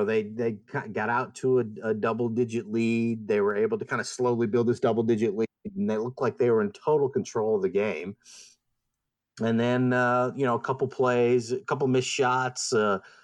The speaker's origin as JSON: {"language": "English", "region": "North Carolina", "country": "United States", "tie": "born or raised there", "also_born_or_lived": "Chicago, Illinois", "said": "we moved to North Carolina when I was 10 years old, and I've pretty much grown up in the South"}